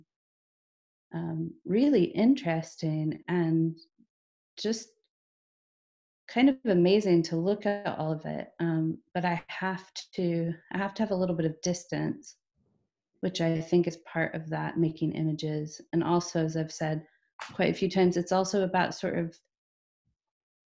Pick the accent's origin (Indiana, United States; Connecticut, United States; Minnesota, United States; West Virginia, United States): Indiana, United States; Southern; moved away as an adult; now in Scotland; I grew up German Catholic in Southern Indiana, but that was in a suburb